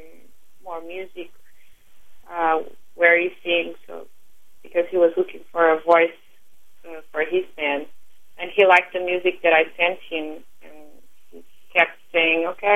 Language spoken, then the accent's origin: English; Lisbon, Portugal; first language Portuguese; English is a second language; moved away as an adult; now in New York, United States; So I was born in Lisbon, and I lived in Lisbon until 2005.